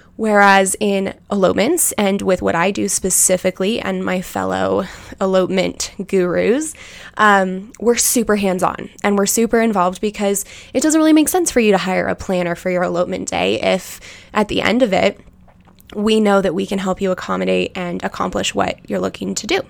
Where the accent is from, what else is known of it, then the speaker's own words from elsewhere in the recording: United States; I was born and raised in Tahoe